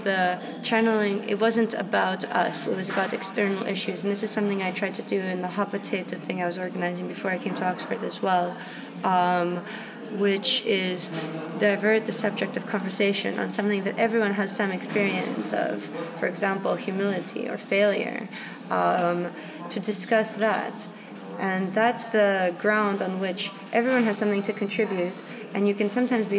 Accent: Russia; moved away; I was brought up in Russia

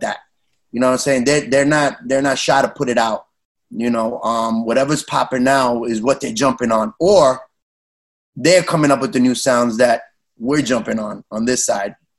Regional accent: New York City, New York, United States; growing up in New York City, and, and Latino, we all had um house parties

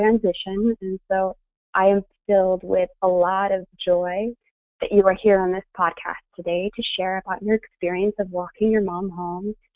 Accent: St. Louis, Missouri, United States; my hometown, St. Louis, Missouri

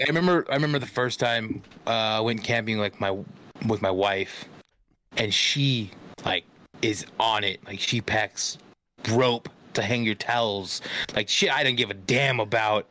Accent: Stockton, California, United States; I'm from Stockton.

